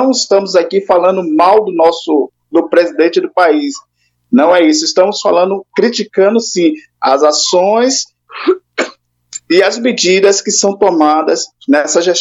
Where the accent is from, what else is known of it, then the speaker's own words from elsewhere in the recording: Brazil; Nós, como brasileiros, desejamos que o nosso país cresça e avance.